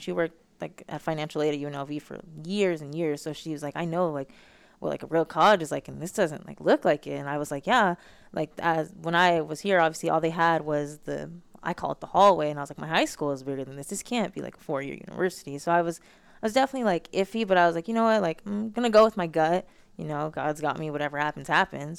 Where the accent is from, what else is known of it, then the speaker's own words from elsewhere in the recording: Las Vegas, Nevada, United States; moved away as an adult; now in Arizona, United States; I have such a high expectation of being from Vegas